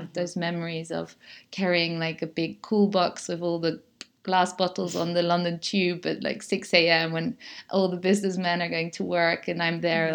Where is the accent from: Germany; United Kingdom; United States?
Germany; moved away as an adult; also born or lived in Netherlands; now in Mallorca, Spain; when I grew up in Germany, I always said I'm Dutch. And then I went to the Netherlands to study